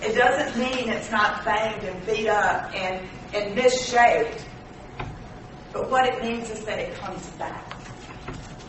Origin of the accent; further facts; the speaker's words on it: Mississippi, United States; We're from Mississippi